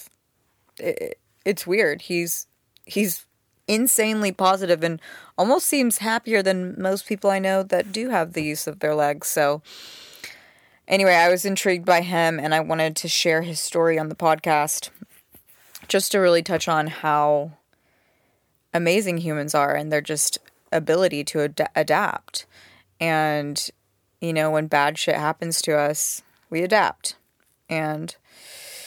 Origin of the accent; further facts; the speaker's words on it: Knoxville, Tennessee, United States; now in Los Angeles, United States; I'm from Knoxville, Tennessee